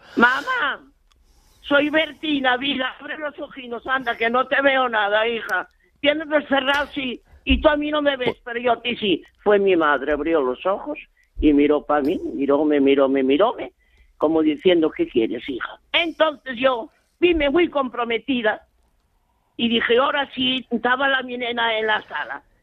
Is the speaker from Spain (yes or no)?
yes; Mieres, Asturias, Spain; now in Gijón, Spain; yo soy de Mieres